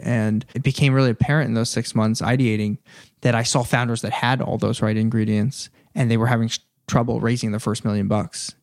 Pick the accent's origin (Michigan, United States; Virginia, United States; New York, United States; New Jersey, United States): New Jersey, United States; Princeton; moved away as an adult; now in Los Angeles, United States; I grew up in Princeton, New Jersey